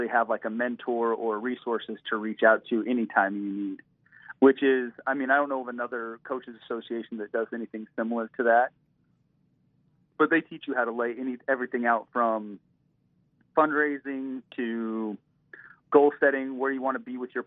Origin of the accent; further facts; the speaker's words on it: Utah, United States; he's from Utah and I'm from Utah